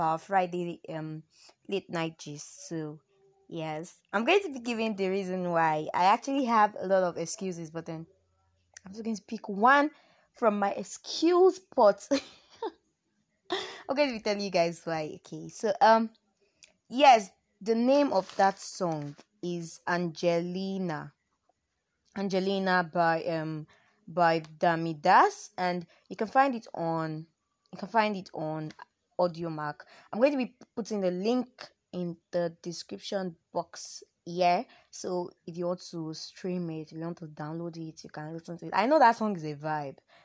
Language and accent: English; Oyo, Nigeria; accent: Yoruba; also born or lived in Osun State; now in northern Nigeria, Nigeria; I'm from Oyo State